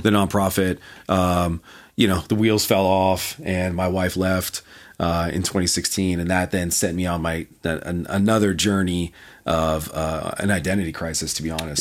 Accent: Canada; moved away; also born or lived in North Carolina; I'm from Canada

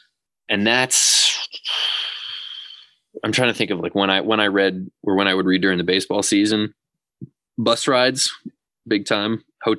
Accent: Massachusetts, United States; So I had never really done a whole lot of reading about Mandela. And growing up

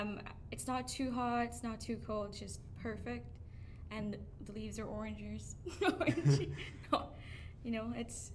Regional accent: Philippines; now in Canada; I was born in the Philippines

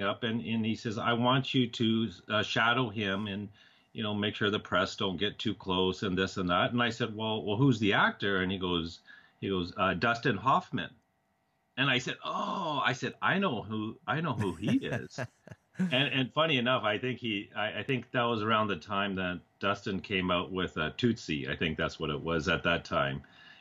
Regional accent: Canada; moved away as an adult; also born or lived in New York City; I had a friend of mine that I grew up with in Canada

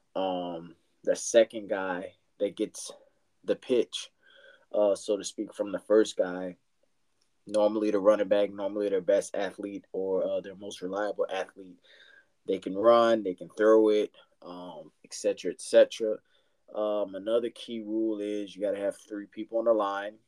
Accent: Louisiana, United States; moved away as an adult; now in San Antonio, United States; I'm from Louisiana, but I've been in San Antonio about five years

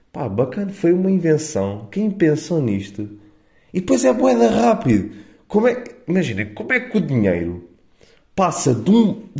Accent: Évora, Alentejo, Portugal; Eu considero-me eburense é neste momento. Eu não sou do Pinhal Novo. Eu sou eburense, é percebem?

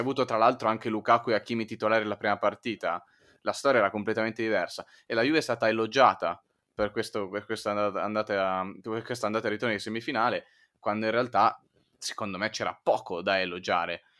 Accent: Milan, Lombardy, Italy; da milanese

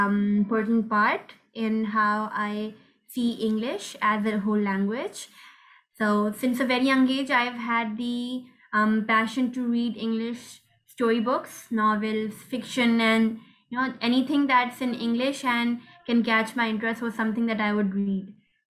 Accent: Pakistan; I'm 15 and I'm from Pakistan.

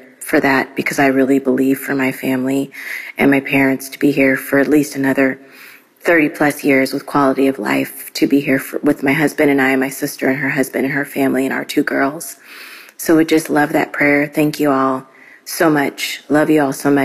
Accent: Midwest, United States; I'm from the Midwest.

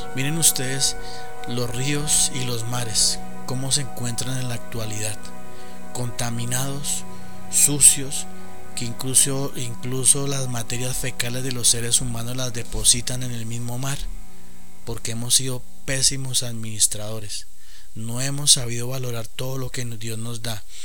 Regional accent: Colombia; Acá en mi, en mi país

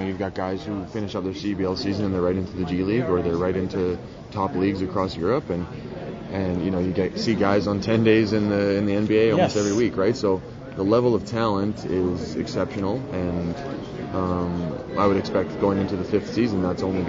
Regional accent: Edmonton, Alberta, Canada; my hometown

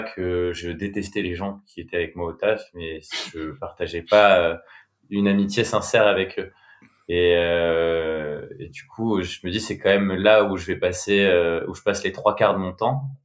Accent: Bordeaux, Nouvelle-Aquitaine, France; j'ai grandi à Bordeaux. j'ai fait toute ma scolarité là-bas.

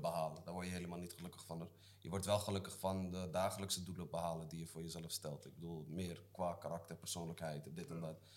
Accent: Zeeland, Netherlands; ik kom uit Zeeland, hè, dat is de kontgat van Nederland.

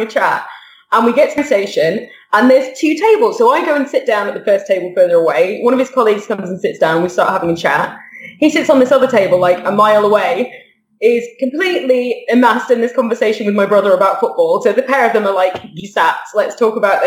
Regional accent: near Manchester, north of the UK, North West England, United Kingdom; moved away; also born or lived in Qatar; my brother and I are from this dinky little town in the UK, in the north of the UK, where no one's ever heard of it. And so we always say that we're from near Manchester.

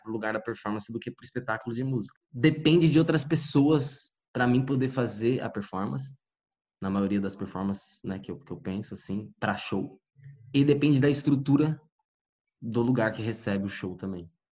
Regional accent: Guarulhos, São Paulo, Brazil; Eu cresci, nasci e cresci em Guarulhos

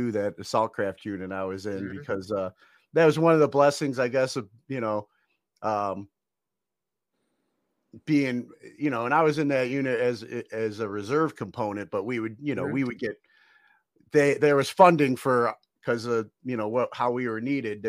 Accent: Cleveland, Ohio, United States; me growing up in Cleveland

